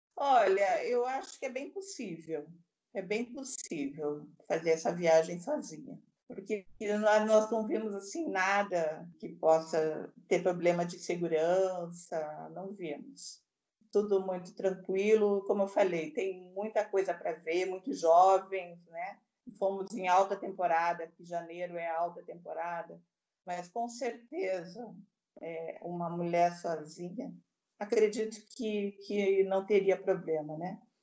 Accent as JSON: {"language": "Portuguese", "town": "Curitiba", "region": "Paraná", "country": "Brazil", "tie": "born or raised there", "moved": "yes", "lives_now": "Bahia, Brazil", "said": "Nasci em Curitiba, que é uma cidade predominantemente branca. E eu, desde muito pequena, tinha um problema com o frio em Curitiba"}